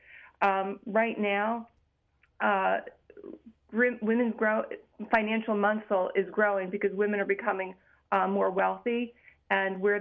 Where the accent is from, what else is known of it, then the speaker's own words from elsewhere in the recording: United States; we as American Jews